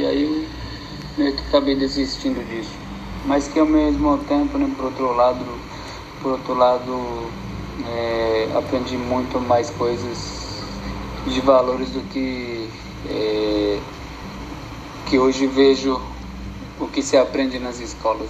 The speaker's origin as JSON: {"language": "Portuguese", "town": "Viamão", "region": "Rio Grande do Sul", "country": "Brazil", "tie": "born or raised there", "moved": "yes", "said": "eu sou natural de, do Rio Grande do Sul, né? De Viamão, nasci na aldeia do Cantagalo"}